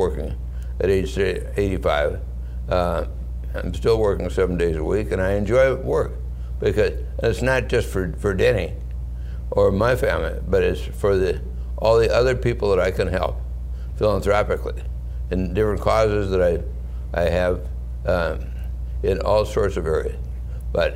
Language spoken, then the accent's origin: English; St. Paul, Minnesota, United States; I was born in 1935 in St. Paul, Minnesota, on the very, very poor end of St. Paul, Minnesota